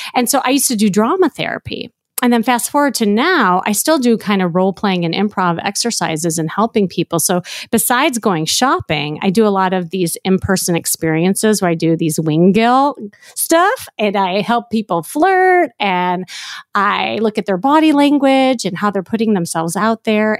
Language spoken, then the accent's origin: English; Chicago, Illinois, United States; moved away as an adult; now in Los Angeles, United States; I'm blonde hair, blue eye from L A, but really I'm from Chicago